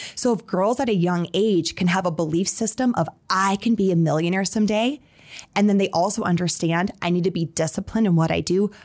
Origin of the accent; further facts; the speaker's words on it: Sioux Falls, South Dakota, United States; moved away as an adult; also born or lived in Atlanta, Georgia / New York City; I grew up in Sioux Falls